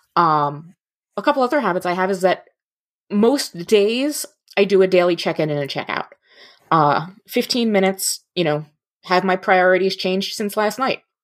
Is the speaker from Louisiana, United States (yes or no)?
no; New Jersey, United States; moved away as an adult; also born or lived in mid-Michigan; now in Michigan, United States; I grew up in North Jersey. right outside New York City